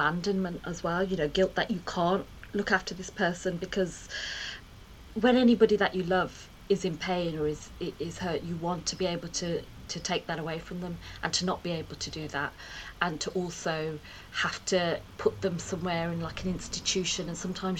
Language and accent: English; Birmingham, West Midlands, United Kingdom; born or raised there